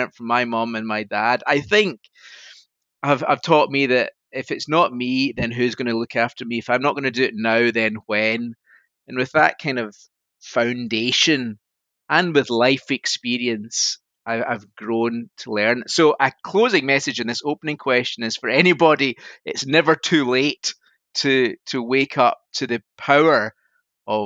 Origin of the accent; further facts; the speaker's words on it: Scotland, United Kingdom; now in Yorkshire, United Kingdom; I'm sitting in Yorkshire and you might tell from my voice I'm Scottish